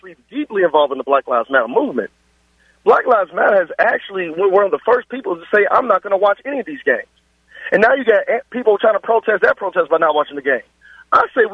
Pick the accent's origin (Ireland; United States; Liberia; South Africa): United States; Louisville, Kentucky; I'm from West End, Louisville